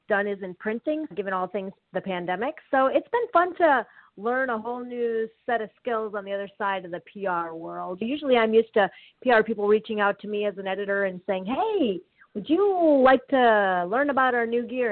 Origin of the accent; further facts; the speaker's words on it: Wisconsin, United States; moved away; also born or lived in Chicagoland area / Ann Arbor; I grew up in Wisconsin